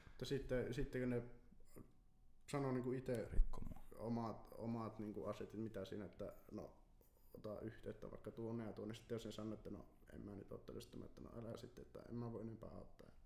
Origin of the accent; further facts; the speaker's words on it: Kempele, North Ostrobothnia, Finland; mä oon Kempeleestä, se on Oulun vieressä